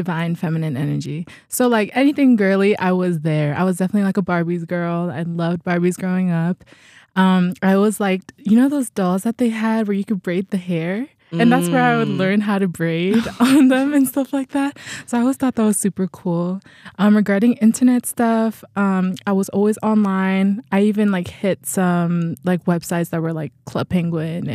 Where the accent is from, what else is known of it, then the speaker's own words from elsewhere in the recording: California, United States; also born or lived in Tonga / Fiji; I'm from the Pacific Islands, so the islands of Tonga and Fiji. But I grew up in California